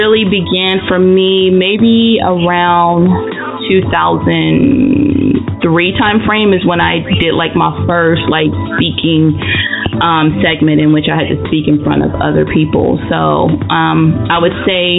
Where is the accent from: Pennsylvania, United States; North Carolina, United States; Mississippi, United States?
North Carolina, United States; Anson County; also born or lived in Charlotte, North Carolina / Maryland; I was born in Charlotte. I grew up in Maryland for like the first, 8 years of my life. And then I moved to the wonderful metropolis, Anson County, and I graduated from high school there, Anson County, North Carolina